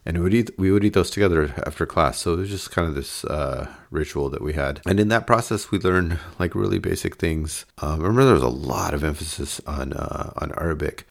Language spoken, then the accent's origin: English; Davis, California, United States; growing up in Davis